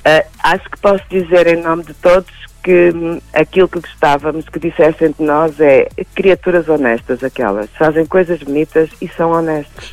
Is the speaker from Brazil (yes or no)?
no; Portugal; Nós somos portugueses